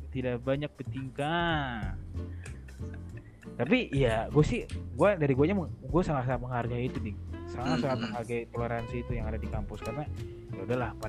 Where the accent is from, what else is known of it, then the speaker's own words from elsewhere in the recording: Jabodetabek, Indonesia; Ya kita yang orang Jabodetabek aja pun juga kayak pengen